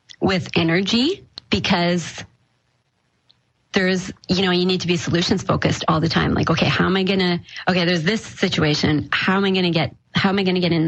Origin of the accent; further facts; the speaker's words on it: Manitoba, Canada; moved away as an adult; now in Calgary, Canada; I was from Manitoba, my family was in Manitoba